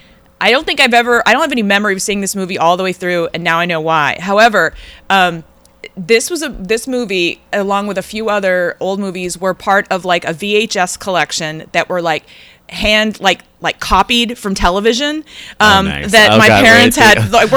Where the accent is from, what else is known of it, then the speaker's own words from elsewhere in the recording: United States; as an American.